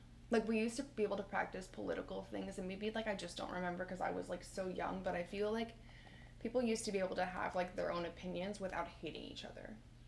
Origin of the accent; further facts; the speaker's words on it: rural Pennsylvania, United States; moved away as an adult; now in Philadelphia, United States; where I'm from in, like, the middle of nowhere, PA